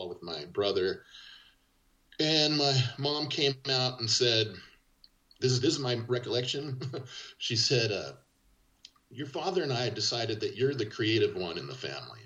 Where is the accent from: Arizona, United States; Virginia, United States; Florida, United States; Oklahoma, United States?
Arizona, United States; Yuma; moved away; also born or lived in Oakland, California / Portland; I grew up in Yuma, Arizona, but a lot of my family was in SoCal.